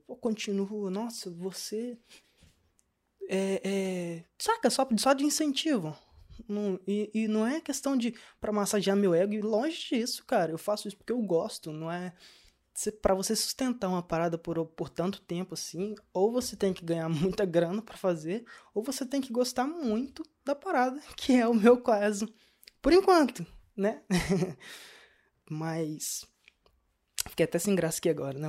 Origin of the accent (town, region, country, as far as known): Brazil; now in Portugal